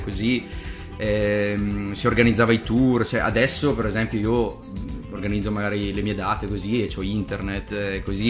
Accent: Italy; sono italiano

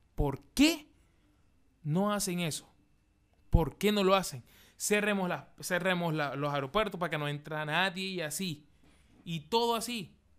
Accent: Maracaibo, Zulia, Venezuela; now in Chile; yo, que soy de Venezuela, Maracaibo

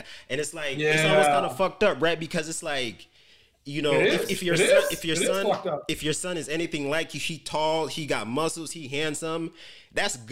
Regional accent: Jamaica; moved away; growing up in Jamaica

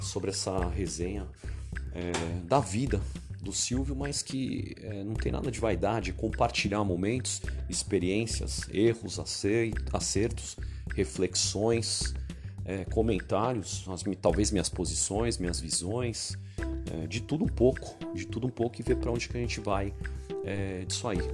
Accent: São Paulo, Brazil; sou de São Paulo, capital

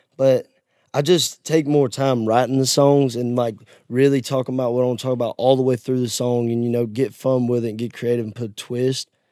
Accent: Georgia, United States; now in Nashville, United States; my hometown's on the uh, Alabama and Georgia line on yeah. the Chattahoochee River

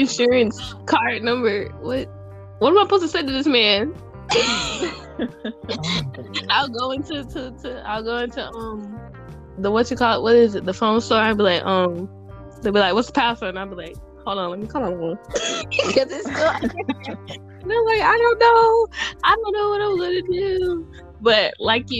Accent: Tampa, Florida, United States; I'm from Tampa. So Tampa is an hour away from Daytona. So when I was graduating my high school

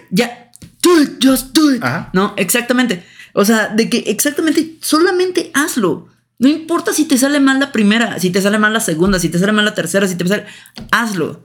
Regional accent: Mexico

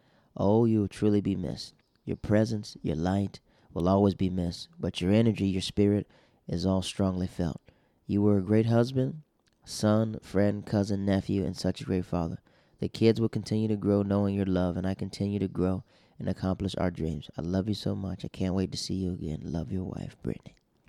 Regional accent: Netherlands; We grew up in the Netherlands together, and she was more my baby sister, my sister Candace's friend.

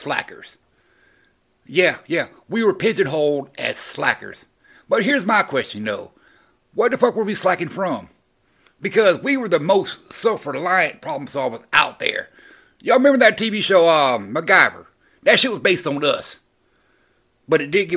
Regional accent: the South, United States; I grew up in the South, so I was a Gen Xer from the South

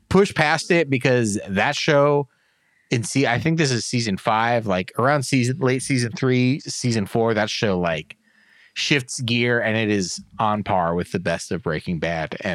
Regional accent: United States; I'm American.

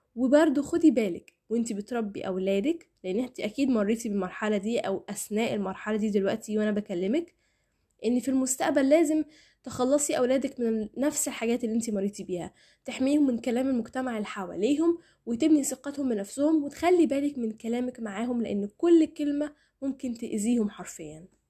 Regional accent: Egypt; احنا كمجتمع مصري

